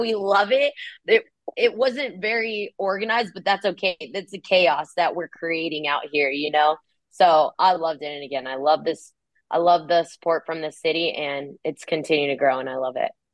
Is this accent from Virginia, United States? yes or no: no; California, United States; moved away as an adult; now in Kansas City, United States; I'm from California. So, you know, I'm a beach girl